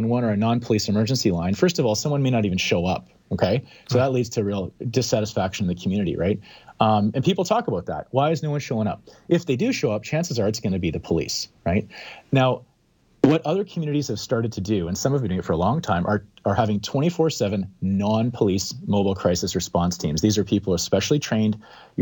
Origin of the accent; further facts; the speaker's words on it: Calgary, Alberta, Canada; now in Vancouver, Canada; I live in downtown Vancouver. I grew up in Calgary